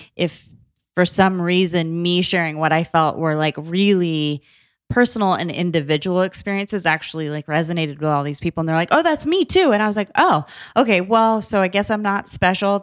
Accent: Boca Raton, Florida, United States; moved away as an adult; also born or lived in New York / Atlanta / San Diego; now in Los Angeles, United States; I was born in New York, but I grew up in South Florida in Boca Raton, and I was there like, all through high

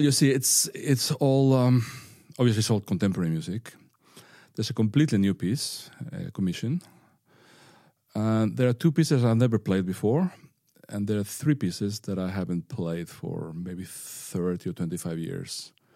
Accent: northern Spain, Spain; English is a second language; moved away as an adult; now in Bergen, Norway; I grew up in a fishing town in northern Spain where no one had ever played the violin before.

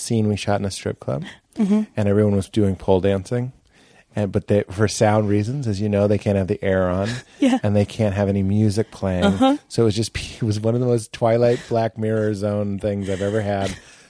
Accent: Melrose, Massachusetts, United States; also born or lived in Lexington, Massachusetts; now in Los Angeles, United States; I did that at the house that I grew up in Melrose, and then I did that at the house that I was in Lexington.

